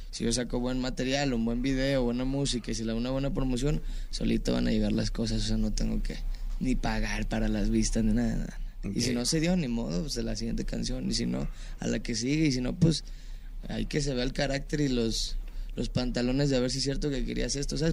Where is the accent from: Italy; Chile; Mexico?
Mexico; nosotros como mexicanos